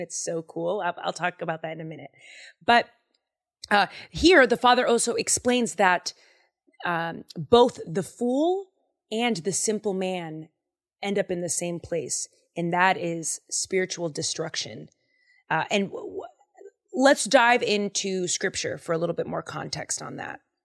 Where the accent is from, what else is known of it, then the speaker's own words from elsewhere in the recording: Boston, Massachusetts, United States; I am from Boston, Massachusetts, and I grew up saying swear words